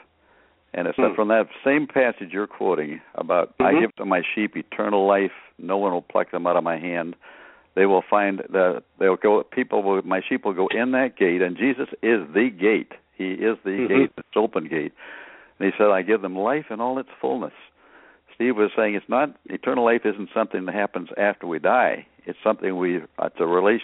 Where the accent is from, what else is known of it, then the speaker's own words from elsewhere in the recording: Canada; now in United States; I grew up in Canada